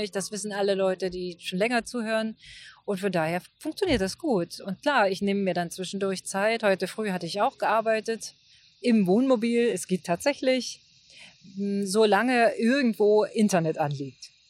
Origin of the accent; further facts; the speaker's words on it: Germany; auch die, die Gebäude, die ja ganz anders waren als die Gebäude in der DDR, die ich kannte. Noch dazu bin ich ja in der Kleinstadt groß geworden.